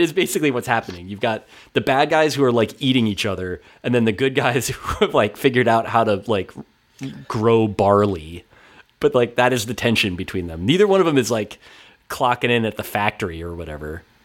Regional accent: Ridgewood, New Jersey, United States; my hometown, Ridgewood, New Jersey

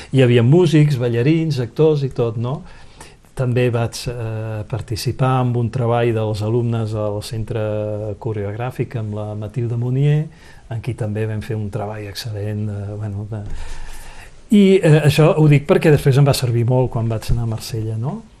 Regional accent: Barcelona, Catalonia, Spain; accent: Catalan; moved away as an adult; also born or lived in France / Conflent; now in Vernet, France; al sentir el meu accent, ja van veure que era català

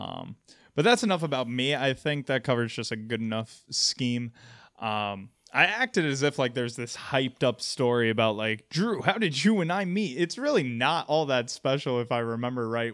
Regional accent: Albany, New York, United States; I was originally from Albany, New York, went to college in Western New York

